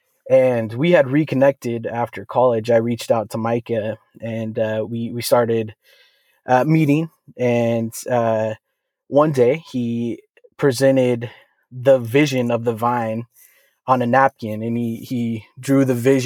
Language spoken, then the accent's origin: English; United States; also born or lived in New Orleans, Louisiana / Malibu, California; I primarily grew up in the Tri-Cities, but I was born on a bayou in New Orleans. I'm just kidding. It was a hospital, but I only lived there for a couple years